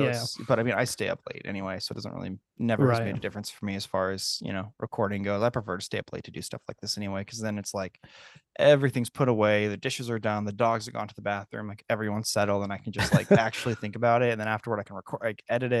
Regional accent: San Francisco, California, United States; so I grew up in the San Francisco area.

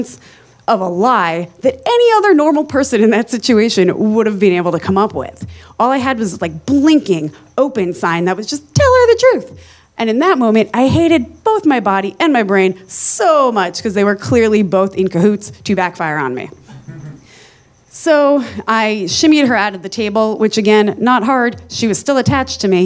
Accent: New Jersey, United States; I am from New Jersey

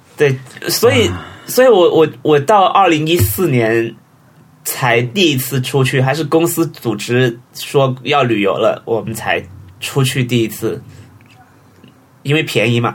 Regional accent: Huizhou, Guangdong, China; also born or lived in Shenzhen; 我是惠州，哦，惠州。就在深圳旁边

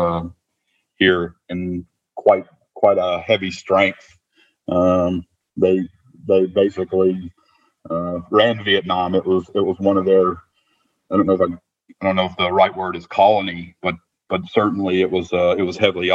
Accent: Shreveport, Louisiana, United States; moved away as an adult; Well, I started my career in where I grew up in Shreveport.

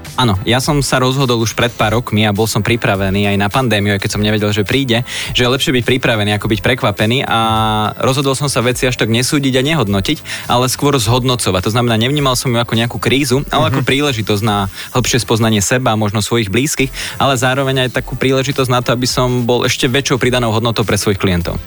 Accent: Slovakia; sme Slováci a patríme do slovenskej skupiny

